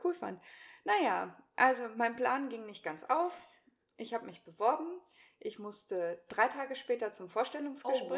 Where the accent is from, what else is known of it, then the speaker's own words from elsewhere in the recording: Hanover, Lower Saxony, Germany; moved away as an adult; also born or lived in Hamburg / Braunschweig; now in Cremlingen, Germany; bin in Hannover geboren und aufgewachsen, bin da zur Schule gegangen